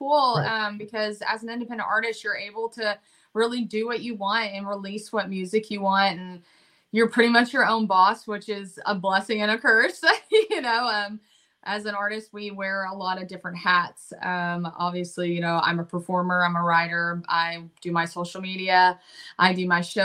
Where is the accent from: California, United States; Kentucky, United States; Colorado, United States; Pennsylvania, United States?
Kentucky, United States; Lexington; now in Nashville, United States; I'm originally from Lexington, Kentucky